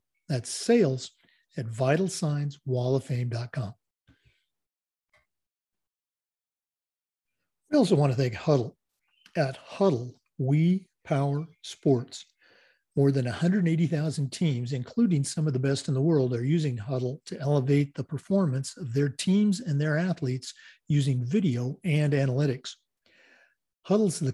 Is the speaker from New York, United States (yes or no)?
no; Oregon, United States; moved away; We're going all the way back to my home state today, the great state of Oregon